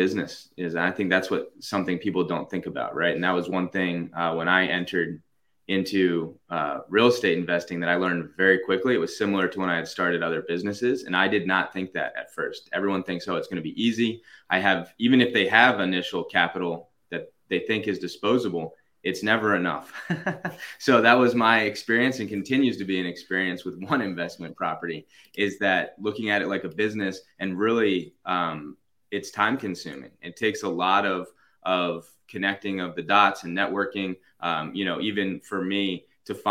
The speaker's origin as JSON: {"language": "English", "town": "Baltimore", "region": "Maryland", "country": "United States", "moved": "as an adult", "lives_now": "Virginia, United States", "said": "I'm from Baltimore originally"}